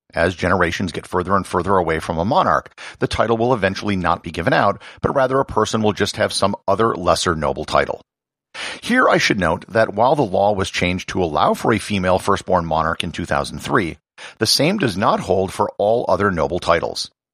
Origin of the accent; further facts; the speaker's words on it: United States; as an American